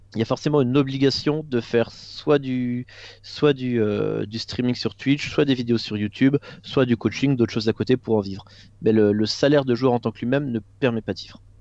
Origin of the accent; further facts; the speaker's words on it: Moselle, Grand Est, France; je viens de, de Moselle, il faut savoir qu'en Alsace-Moselle, tu as encore au en école primaire et au collège, tu as encore des cours de catéchisme